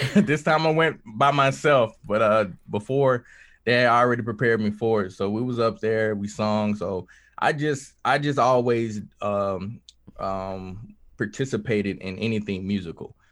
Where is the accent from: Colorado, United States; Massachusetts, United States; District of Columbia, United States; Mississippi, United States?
Mississippi, United States; Kilmichael; I grew up in Kilmichael, Mississippi